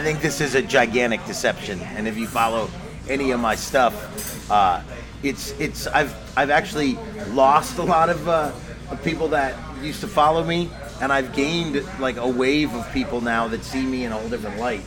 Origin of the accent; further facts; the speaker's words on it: Los Angeles, California, United States; also born or lived in Connecticut; I grew up here in Los Angeles